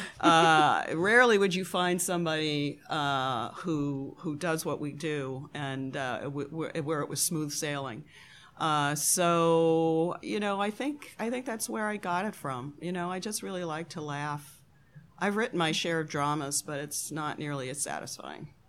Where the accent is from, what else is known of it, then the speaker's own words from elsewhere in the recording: Buffalo, New York, United States; I was born in Buffalo, New York, Great Lakes City